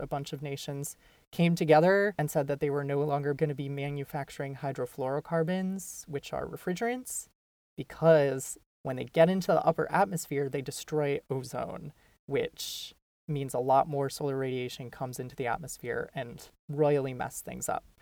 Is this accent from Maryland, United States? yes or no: no; Minnesota, United States; now in New York City, United States; I'm from Minnesota originally